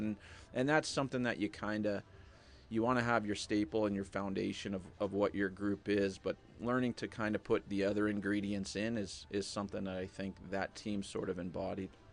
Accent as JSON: {"language": "English", "region": "East Coast", "country": "United States", "tie": "born or raised there", "said": "growing up on the East Coast"}